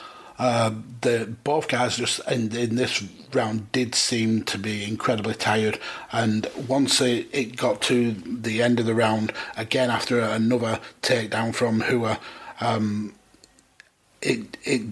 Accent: United Kingdom; being British

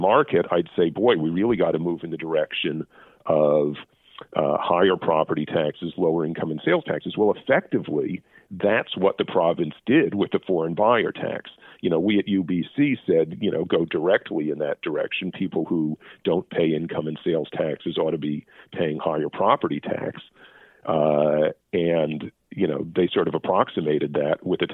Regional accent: United States; now in Canada; being American

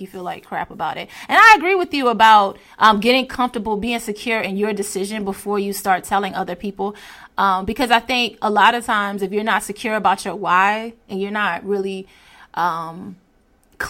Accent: Hampton Roads, Virginia, United States; I grew up in Hampton Roads near PETA.

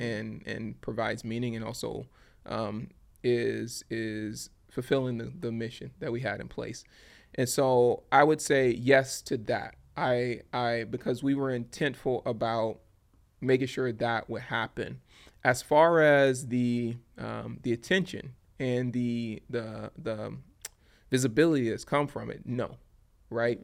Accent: Baton Rouge, Louisiana, United States; moved away; my hometown of Baton Rouge, Louisiana

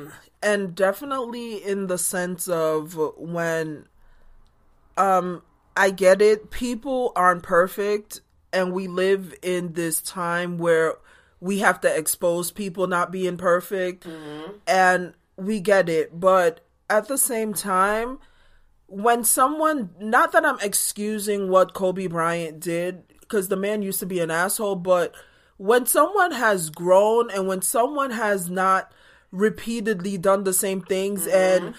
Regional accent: Jamaica; But growing up in Jamaica, where we only got to see the big matches

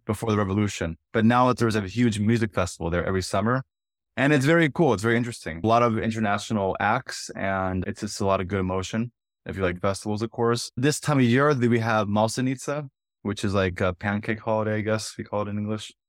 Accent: San Diego, California, United States; moved away as an adult; also born or lived in Ireland / Minnesota / Abakan, Russia; now in Sochi, Russia; I'm from San Diego, California, and I was educated in Ireland.

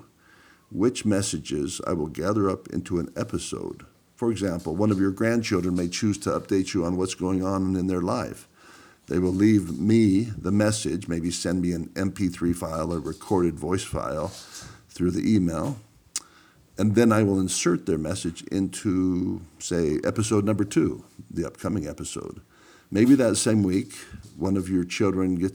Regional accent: Powell, Wyoming, United States; moved away; we grew up in Powell, Wyoming

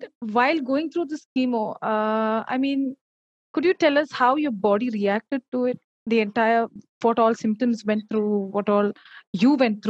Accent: South India, India; I'm from the South.

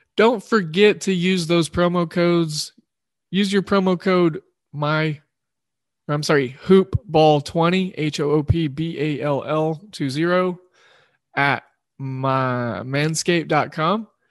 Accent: Oklahoma, United States; representing my home state of Oklahoma

